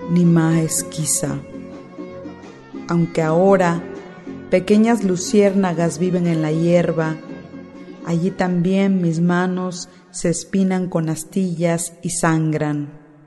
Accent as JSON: {"language": "Spanish", "town": "Córdoba", "region": "Veracruz", "country": "Mexico", "tie": "born or raised there", "also_born_or_lived": "Ixhuatlán del Café / Boca del Monte", "first_language": "Spanish", "said": "soy de las altas montañas de Veracruz. El náhuatl es mi segunda lengua, mi lengua materna es el español"}